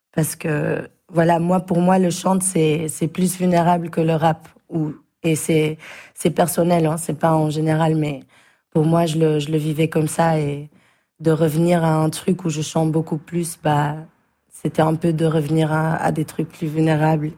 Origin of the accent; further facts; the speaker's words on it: Belgium; on est belge